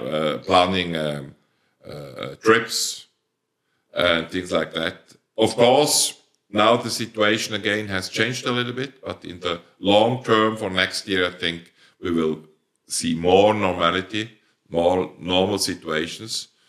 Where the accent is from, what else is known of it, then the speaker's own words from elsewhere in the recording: Switzerland; accent: Swiss German dialect; first language Swiss German; English is a second language; my first language is Swiss dialect